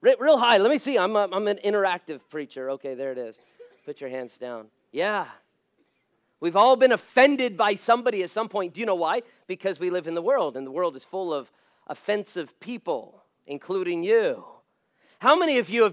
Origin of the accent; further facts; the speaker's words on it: Las Vegas, Nevada, United States; I was born and raised in Las Vegas, so in fact, it's interesting being a pastor there